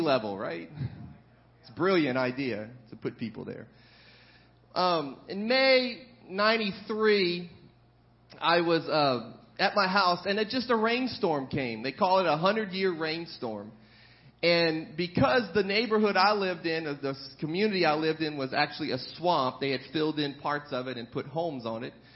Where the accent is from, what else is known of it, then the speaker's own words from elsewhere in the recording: New Orleans, Louisiana, United States; also born or lived in Breaux Bridge, Louisiana; I spent the majority of my life um, in the New Orleans metro area